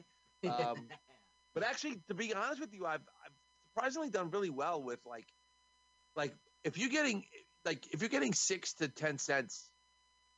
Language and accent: English; New York, United States; I'm from New York